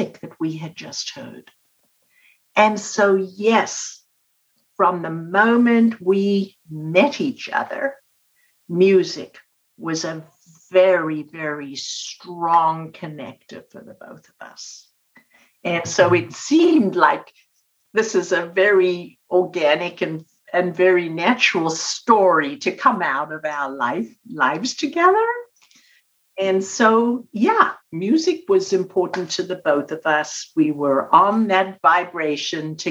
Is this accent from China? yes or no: no; South Africa; I was born and raised in South Africa